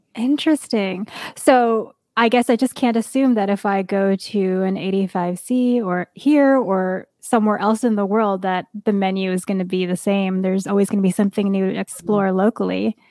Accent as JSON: {"language": "English", "region": "East Coast", "country": "United States", "tie": "born or raised there", "moved": "yes", "said": "I grew up in the East Coast"}